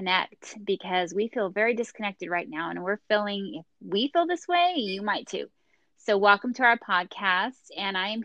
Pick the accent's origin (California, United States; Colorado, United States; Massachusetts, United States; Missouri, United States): California, United States; Bakersfield; also born or lived in Los Angeles; I am from the San Joaquin Valley. I grew up in Bakersfield